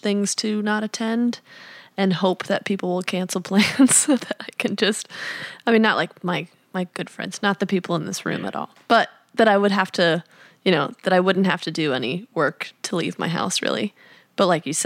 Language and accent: English; Midwest, United States; moved away as an adult; growing up in the Midwest